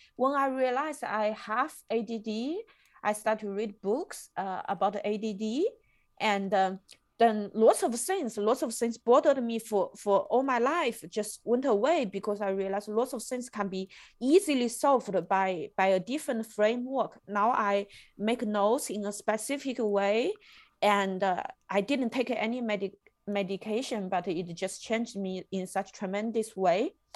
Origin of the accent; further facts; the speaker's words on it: China; moved away as an adult; now in Germany; I come from China